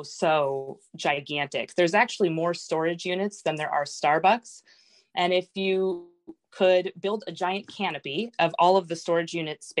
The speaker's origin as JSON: {"language": "English", "town": "San Diego", "region": "California", "country": "United States", "tie": "born or raised there", "also_born_or_lived": "France", "moved": "as an adult", "lives_now": "Washington, United States", "said": "I was born in France, grew up in San Diego. We've been in Washington since 2008."}